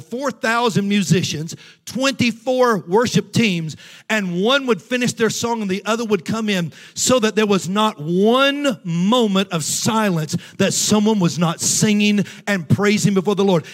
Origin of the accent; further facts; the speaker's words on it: Tennessee, United States; moved away as an adult; also born or lived in North Georgia / St. Louis, Missouri; I grew up, I was born in Tennessee, and I grew up in churches in Tennessee and North Georgia